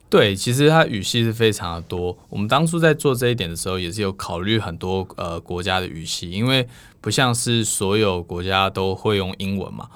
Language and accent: Chinese; United States; moved away as an adult; now in Taiwan; 因为我算是美国出身